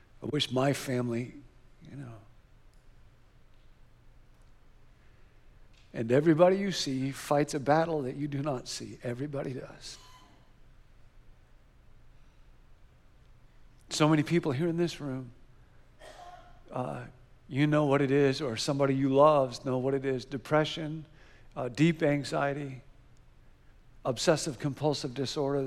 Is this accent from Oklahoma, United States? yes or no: no; Rockford, Illinois, United States; we grew up together in Rockford, Illinois